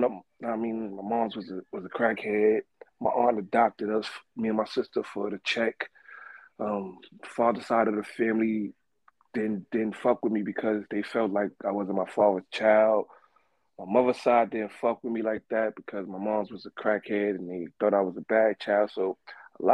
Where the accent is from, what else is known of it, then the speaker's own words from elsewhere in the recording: New York, United States; I'm from New York